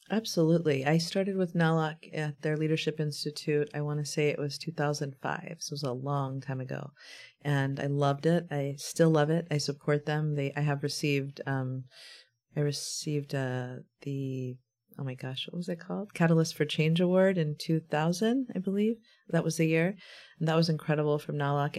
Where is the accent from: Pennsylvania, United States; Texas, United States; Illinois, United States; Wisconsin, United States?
Texas, United States; Brownsville; now in San Antonio, United States; in my hometown where I was born.